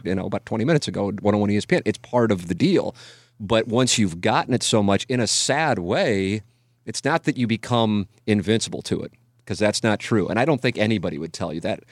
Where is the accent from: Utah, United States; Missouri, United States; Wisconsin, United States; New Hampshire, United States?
Missouri, United States; St. Louis; I am covering my hometown team